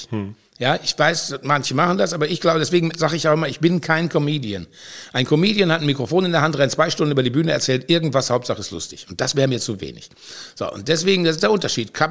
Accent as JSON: {"language": "German", "region": "North Rhine-Westphalia", "country": "Germany", "said": "Bin, ich bin auch kein Rheinländer, ich bin Westfale, da merkt man das vielleicht."}